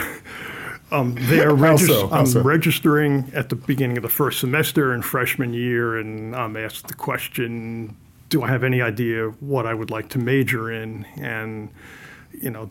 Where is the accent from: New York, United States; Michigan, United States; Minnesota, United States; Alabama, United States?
New York, United States; Mount Vernon; also born or lived in Bronx, New York; first few years of my life, lived in the Bronx. I guess by the time I was about 2.5, my parents moved 5 miles north into the suburbs in Mount Vernon.